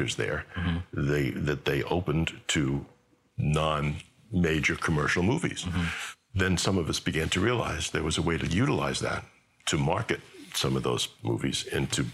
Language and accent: English; New York, United States; I'm a New Yorker